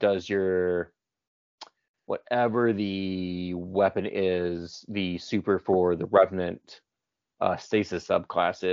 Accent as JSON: {"language": "English", "town": "Atlanta", "region": "Georgia", "country": "United States", "moved": "yes", "said": "I'm from Atlanta"}